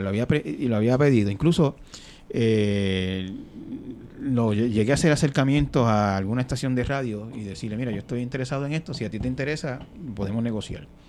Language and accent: Spanish; Santa Isabel, Puerto Rico; en el barrio Peñuela de Santa Isabel, de donde yo soy